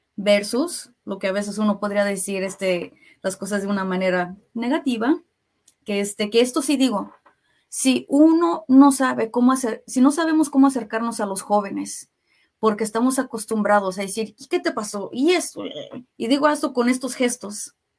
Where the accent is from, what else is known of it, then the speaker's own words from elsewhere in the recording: Kansas City, Kansas, United States; soy de aquí de Kansas City, nací, me creé aquí en Kansas City, pero mis papás, mi familia, este, son de México